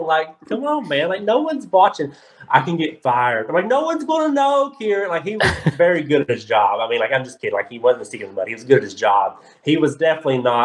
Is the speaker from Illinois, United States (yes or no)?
no; Kentucky, United States; I'm from Kentucky